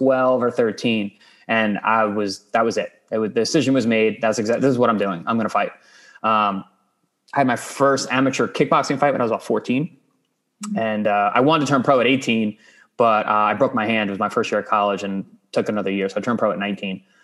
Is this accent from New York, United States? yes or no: yes; Long Island, New York, United States; I'm from Long Island